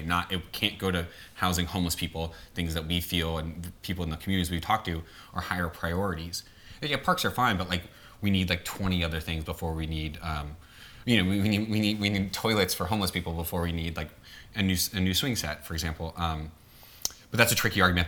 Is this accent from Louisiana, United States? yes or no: yes; New Orleans, Louisiana, United States; moved away; the city where I'm from, where I grew up in New Orleans.